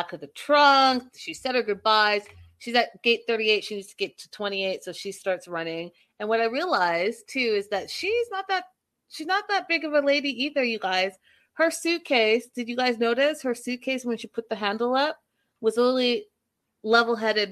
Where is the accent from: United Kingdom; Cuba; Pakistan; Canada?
Canada; I'm Canadian